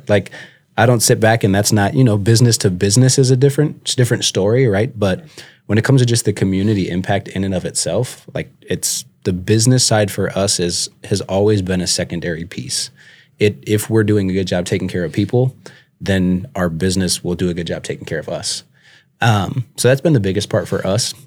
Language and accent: English; St. Louis Park, Minnesota, United States; moved away as an adult; also born or lived in Buffalo, Minnesota / Mankato, Minnesota; now in Sioux Falls, United States; I'm originally from Minnesota, so I grew up in the Twin Cities area. Um, was born and raised